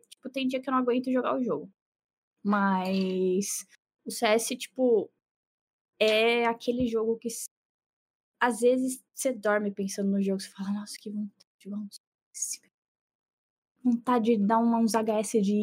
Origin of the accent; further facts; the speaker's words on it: Santos, São Paulo, Brazil; você é de Santos, eu também sou de Santos